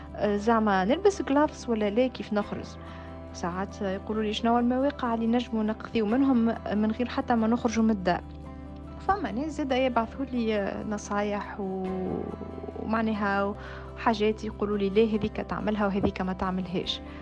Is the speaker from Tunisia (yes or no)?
yes; Tunisia; now in Paris, France; أنا الحقيقة كتونسية مقيمة في باريس